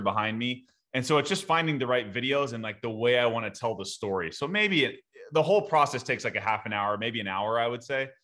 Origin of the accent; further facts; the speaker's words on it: Southern California, United States; I grew up in Southern California